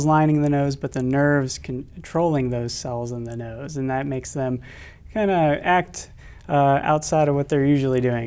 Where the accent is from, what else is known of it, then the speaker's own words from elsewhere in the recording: West Virginia, United States; moved away as an adult; also born or lived in Vermont; now in Sioux Falls, United States; I'm originally from West Virginia, where I went to medical school